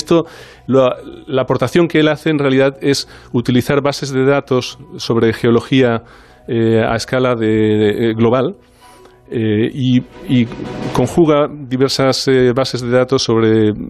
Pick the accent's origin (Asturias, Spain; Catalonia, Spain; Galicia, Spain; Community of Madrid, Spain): Catalonia, Spain; Barcelona